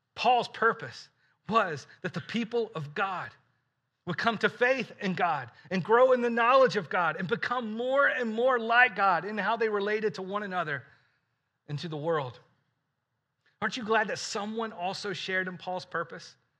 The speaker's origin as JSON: {"language": "English", "region": "Alabama", "country": "United States", "tie": "born or raised there", "said": "I grew up in Alabama"}